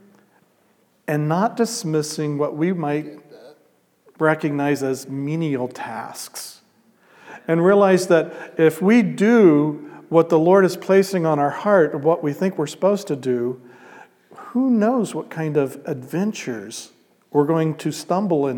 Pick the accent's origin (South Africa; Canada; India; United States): United States; Midwest; I'm a gringo from Midwest